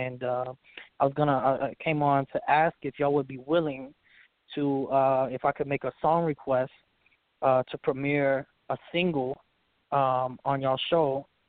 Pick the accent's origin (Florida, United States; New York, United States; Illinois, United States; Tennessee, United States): Tennessee, United States; Memphis; So, like, nobody believes I'm from Memphis, basically. I don't sound like I'm from Memphis. I don't talk like I'm from Memphis.